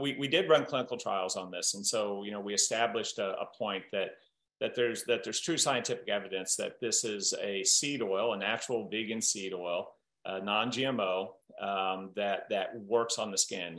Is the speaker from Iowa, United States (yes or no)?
yes; Southern Iowa, United States; growing up in Southern Iowa, I had this uh, entrepreneurial great uncle